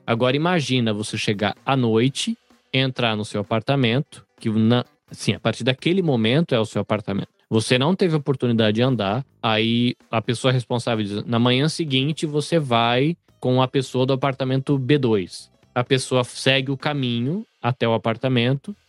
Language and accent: Portuguese; Brazil; now in Japan; enquanto brasileiro que sou